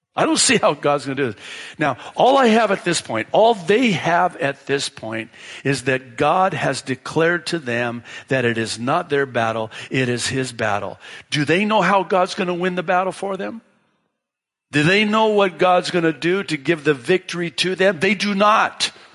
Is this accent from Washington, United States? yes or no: yes; Tekoa, Washington, United States; that's the town I grew up in in Washington State, small farm town, and that's what they called it, Tico, Washington